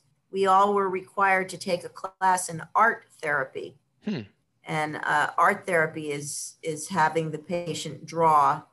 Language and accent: English; Passaic, New Jersey, United States; moved away as an adult; now in California, United States; I was born in Passaic, New Jersey.